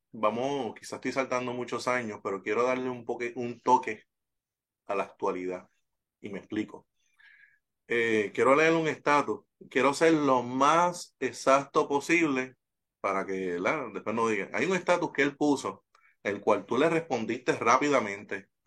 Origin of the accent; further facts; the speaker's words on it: Puerto Rico; Recuerda siempre que soy boricua hasta en la luna